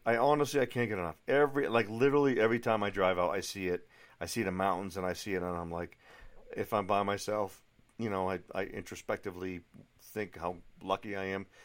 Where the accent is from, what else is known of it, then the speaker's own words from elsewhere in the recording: New England, just outside of Boston, Massachusetts, United States; moved away as an adult; also born or lived in Europe / Asia; now in Colorado Springs, United States; Where I grew up in New England, you know, just outside of Boston, is not the friendliest area in the world